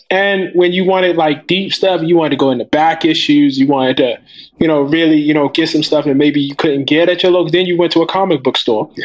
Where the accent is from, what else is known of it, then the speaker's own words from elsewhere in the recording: Baltimore, Maryland, United States; I'm from West Baltimore.